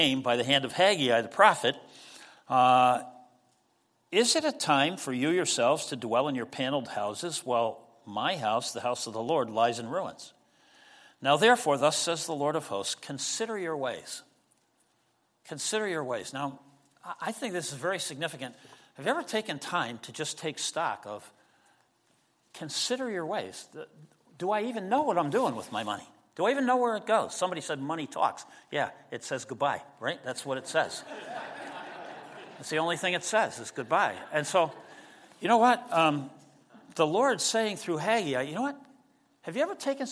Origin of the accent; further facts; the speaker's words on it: United States; we're Americans, and so, you know, we live in this culture